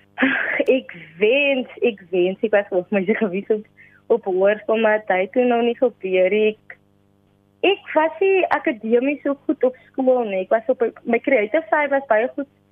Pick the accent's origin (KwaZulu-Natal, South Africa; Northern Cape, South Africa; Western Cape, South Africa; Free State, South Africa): Western Cape, South Africa; Kraaifontein; Ek is van Kraaifontein, woon en reis in Kraaifontein en ek woon tans nog steeds hier.